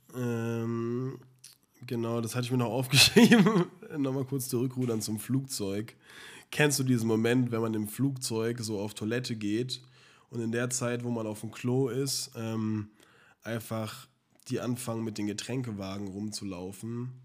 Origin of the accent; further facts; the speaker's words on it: Germany; bei uns in Deutschland